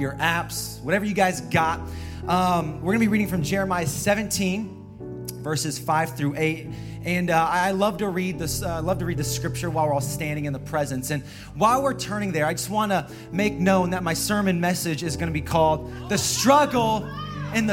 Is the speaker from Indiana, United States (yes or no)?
yes; Indiana, United States; moved away as an adult; now in San Jose, United States; I hail from the state of Indiana, Midwest in the house.